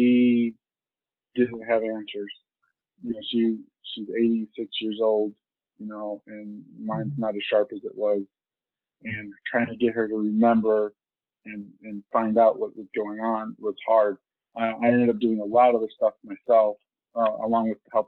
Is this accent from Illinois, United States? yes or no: yes; Illinois, United States; also born or lived in Colombia; they did not finish the adoption in the state of Illinois